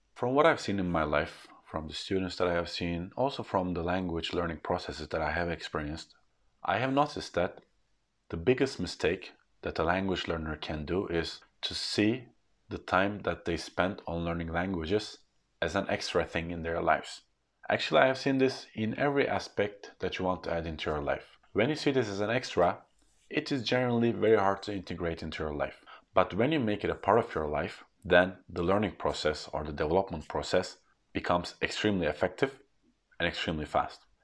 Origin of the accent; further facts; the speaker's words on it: Turkey; English is a second language; As being born in Turkey, I have learned English at a later age